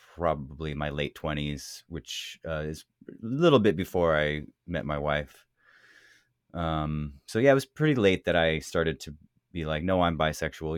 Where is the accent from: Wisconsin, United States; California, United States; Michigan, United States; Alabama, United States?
California, United States; the Bay Area; I come from California, the Bay Area, um, raised by a lesbian mother